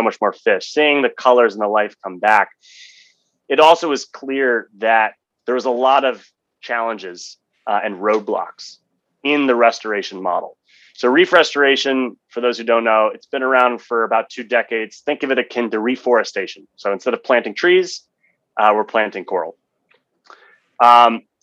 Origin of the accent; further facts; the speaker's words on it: Washington, District of Columbia, United States; I was born and raised in Washington, D.C.